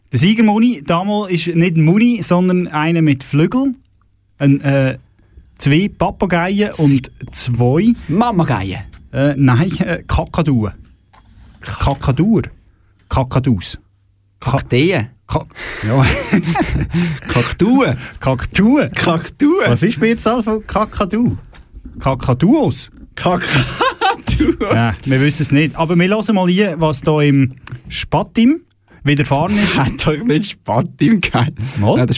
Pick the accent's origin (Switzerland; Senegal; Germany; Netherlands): Switzerland; Birrwil, Aargau; Meinem Heimatort, dort, wo ich aufgewachsen bin. Das schöne Nesthäkchen äh, am Halwilersee, gelegen am Ufer des schönsten Sees der Schweiz.